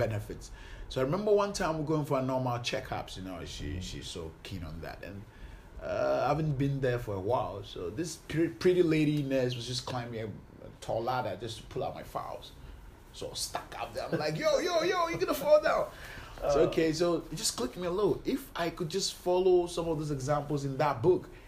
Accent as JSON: {"language": "English", "country": "Ghana", "tie": "born or raised there", "said": "I was born here in Ghana and live all my life in Ghana."}